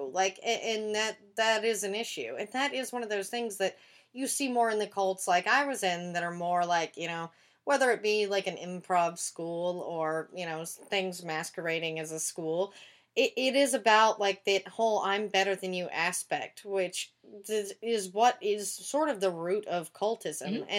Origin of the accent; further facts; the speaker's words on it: the Bible Belt, United States; now in Los Angeles, United States; I grew up in the Bible Belt, and there's a lot of stuff like that, including, like, Jehovah's Witness there.